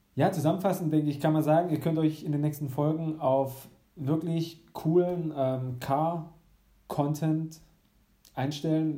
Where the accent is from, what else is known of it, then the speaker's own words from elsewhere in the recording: Baden-Württemberg, Germany; meiner Heimatstadt, näher im Bodensee